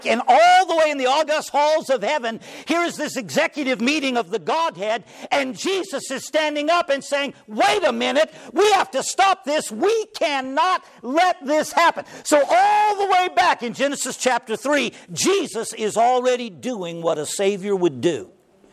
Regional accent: Oklahoma, United States; moved away; I come from Oklahoma

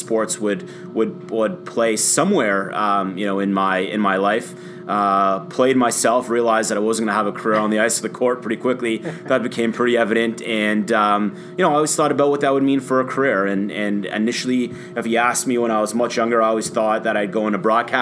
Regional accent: Toronto, Ontario, Canada; I've loved our hometown teams, Leaf fan, you know, growing up. Raptors fan

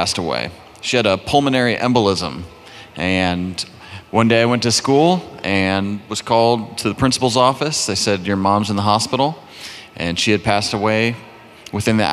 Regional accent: Fairfax, Virginia, United States; also born or lived in Arlington, Virginia; I grew up in Fairfax, Northern Virginia

